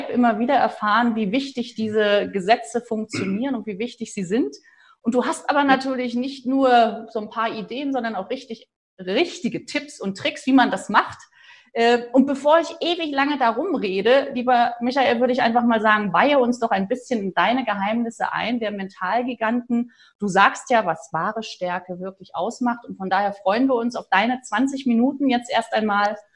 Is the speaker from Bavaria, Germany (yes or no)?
no; Rostock, Mecklenburg-Vorpommern, Germany; now in Stuttgart, Germany; wir gehen in meine Heimat an die Ostsee. Ich komme ja ursprünglich aus